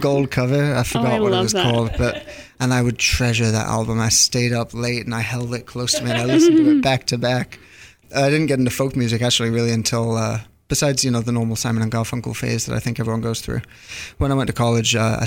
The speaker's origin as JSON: {"language": "English", "region": "Connecticut", "country": "United States", "tie": "born or raised there", "also_born_or_lived": "Worcester, England / Hereford, England / Boston", "moved": "yes", "lives_now": "New York, United States", "said": "I grew up in Connecticut"}